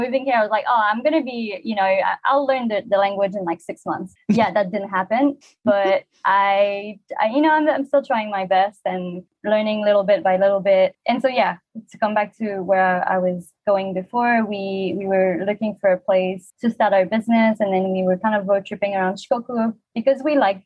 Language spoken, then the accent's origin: English; Quebec, Canada; accent: French; English is a second language; moved away as an adult; also born or lived in Te Anau, New Zealand / British Columbia; now in Niyodogawa, Japan; I'm from Quebec. So the easternmost province in Canada